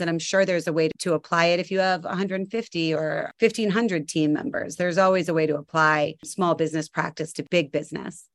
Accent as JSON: {"language": "English", "area": "Cape Cod", "region": "Massachusetts", "country": "United States", "tie": "born or raised there", "said": "I grew up on Cape Cod"}